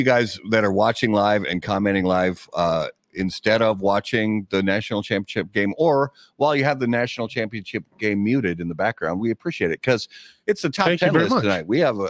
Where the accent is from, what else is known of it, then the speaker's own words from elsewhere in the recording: Indiana, United States; Growing up in Indiana, and I did watch a lot of college football when I was younger.